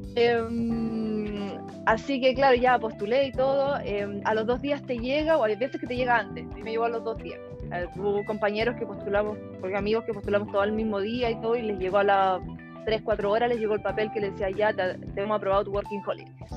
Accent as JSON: {"language": "Spanish", "country": "Chile", "also_born_or_lived": "United States / Australia / Germany", "moved": "as an adult", "said": "soy ingeniero agrónomo salí de Chile"}